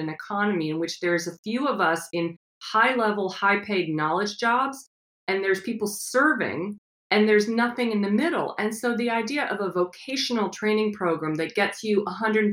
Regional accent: Midwest, United States; I grew up in the Midwest

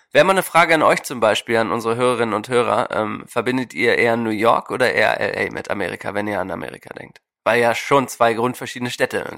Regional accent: Germany; now in Portland, United States; als Deutscher

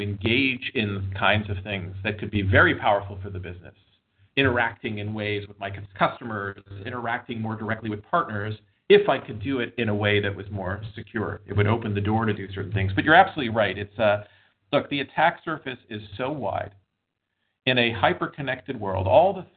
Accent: Montreal, Quebec, Canada; also born or lived in Boston / West Coast; now in United States; I grew up in Montreal, moved to Boston.

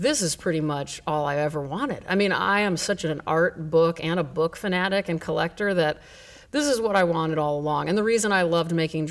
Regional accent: Grapevine, Texas, United States; also born or lived in Nebraska / Chicago; I grew up in Grapevine from sixth grade until I graduated high school

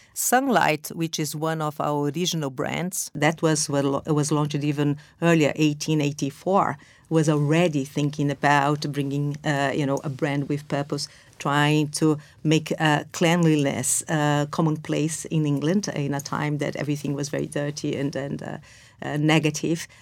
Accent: Brazil; moved away as an adult; now in London, United Kingdom; I was born and raised in Brazil

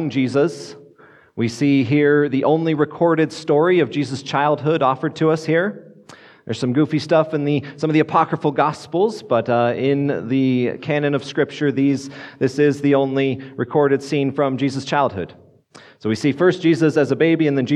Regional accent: Grand Junction, Colorado, United States; now in Fort Collins, United States; I grew up over in Grand Junction

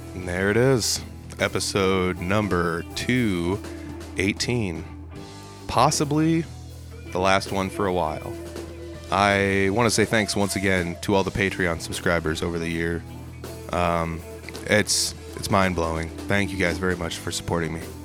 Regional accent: North Central Iowa, United States; I'm from the North Central Iowa area

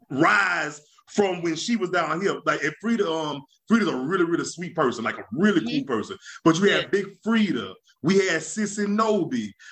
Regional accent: Louisiana, United States; being growing up in Louisiana, you know, what people a lot of people don't realize.

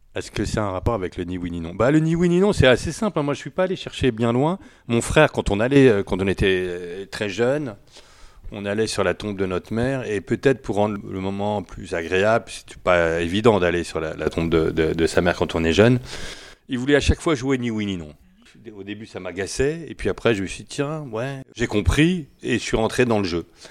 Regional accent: France; Français, oui, français. Je suis né en France, euh, oui, totalement français.

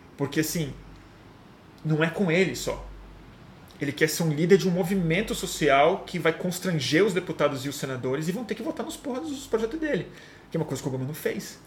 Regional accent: Brazil

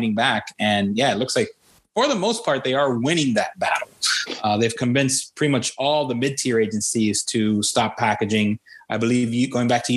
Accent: Hialeah, Florida, United States; My hometown within the state of Florida. Hialeah, Florida

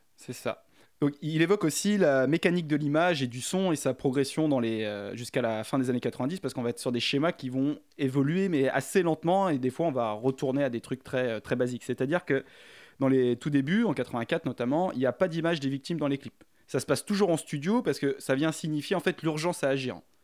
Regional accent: France; je suis français

